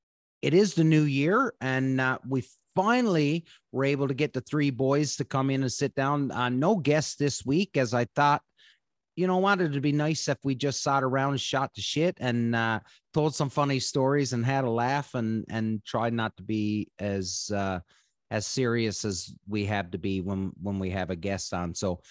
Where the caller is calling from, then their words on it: Odessa, Ontario, Canada; And I'm coming from Odessa, Ontario.